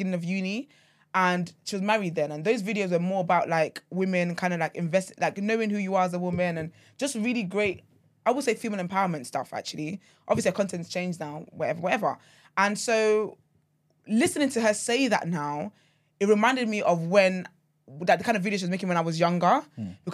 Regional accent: Nigeria; being Nigerian

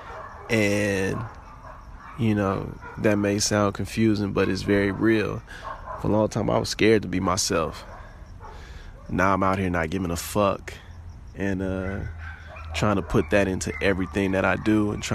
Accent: New Orleans, Louisiana, United States; moved away; also born or lived in Houston; my trip back home. Homecoming. Both New Orleans and Xavier. For me, it felt like a pilgrimage back to my motherland.

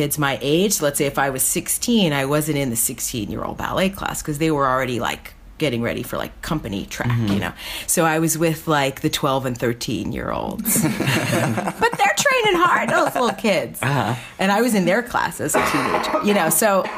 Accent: Newark, New Jersey, United States; I'm from Newark

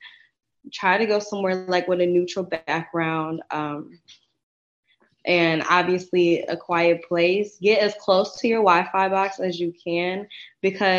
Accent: Detroit, Michigan, United States; I am from Detroit. So it was close to home, you know, close to family.

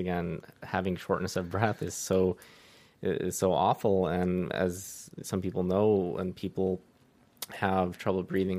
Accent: the Valley, California, United States; also born or lived in Riverside, California / Santa Barbara, California; born and raised in the Valley, went to AGBU for preschool, middle school, high school. I went to El Camino, and then college I went to UC Riverside

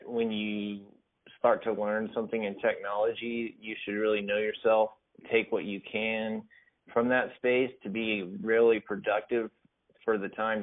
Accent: Whitesboro, Texas, United States; I grew up in a small town in far north Texas. Is called Whitesboro, very close to Sherman

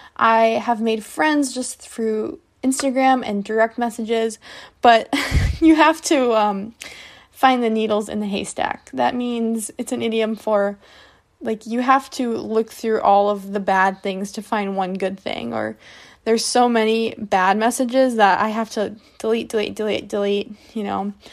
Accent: United States; I'm an English teacher from the United States

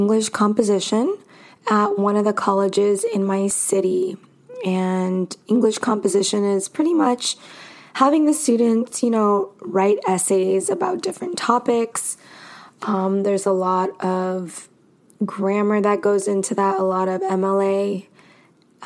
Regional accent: Los Angeles, California, United States; now in Arizona, United States; I am from California. I'm from Los Angeles

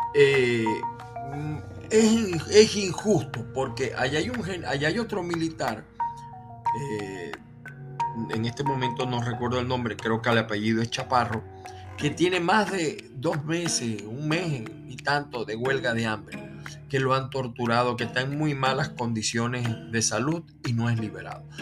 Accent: Maracaibo, Zulia, Venezuela; also born or lived in Aragua, Venezuela; now in United States; yo nací en el estado de Aragua, aunque me he criado en, me crié en Maracaibo

